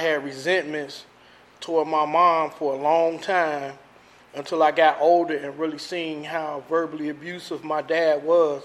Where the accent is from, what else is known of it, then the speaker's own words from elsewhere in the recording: Chicago, Illinois, United States; I grew up, born and raised in Chicago